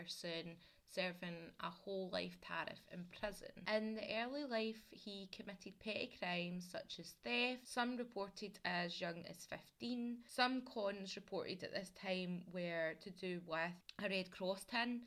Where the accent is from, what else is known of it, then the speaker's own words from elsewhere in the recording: Glasgow, Scotland, United Kingdom; I'm Scottish and I grew up in Glasgow as well